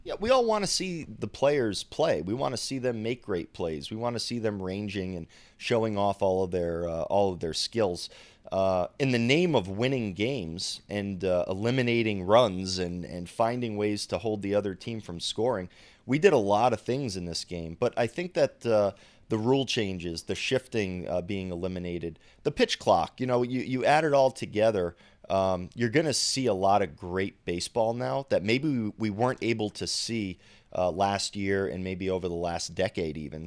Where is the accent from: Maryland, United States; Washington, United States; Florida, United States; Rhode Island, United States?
Rhode Island, United States; I'm from Rhode Island